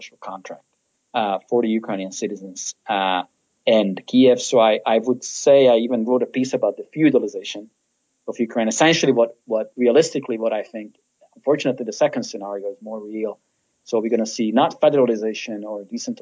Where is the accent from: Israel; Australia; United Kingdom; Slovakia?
Slovakia; I'm from Slovakia as a Hungarian